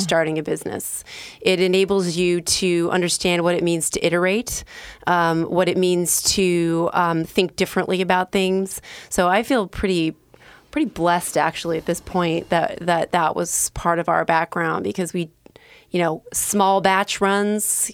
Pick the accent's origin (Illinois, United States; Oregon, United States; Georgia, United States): Oregon, United States; Bend; moved away as an adult; also born or lived in Southern California / New York / New Jersey / Rhode Island; now in Portland, United States; I was born in Southern California and raised in Bend